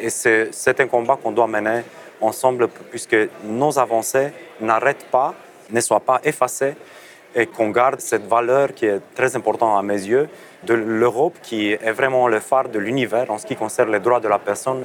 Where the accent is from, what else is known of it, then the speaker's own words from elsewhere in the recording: Romania; moi, je viens de la Roumanie